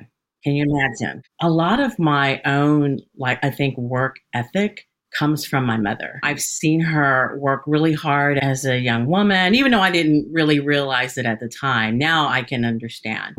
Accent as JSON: {"language": "English", "area": "Hays County", "region": "Texas", "country": "United States", "tie": "born or raised there", "also_born_or_lived": "Austin, Texas", "said": "I grew up in Hays County and I spent about probably a combined 30 years in Hays County."}